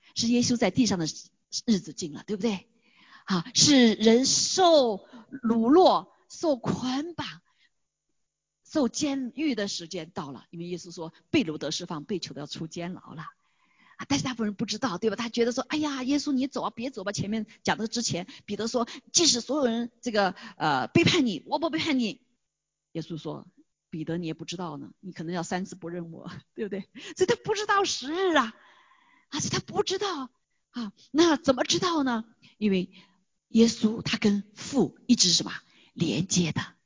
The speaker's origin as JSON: {"language": "Chinese", "country": "China", "moved": "yes", "said": "我们作为中国人比较专注，就知道中国的事情"}